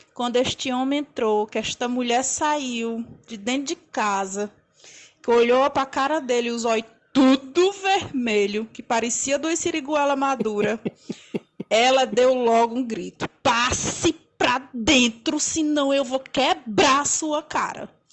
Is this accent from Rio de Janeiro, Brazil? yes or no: no; Limoeiro do Norte, Ceará, Brazil; now in Fortaleza, Brazil; Eu sou de Limoeiro, mas moro em Fortaleza há muitos anos.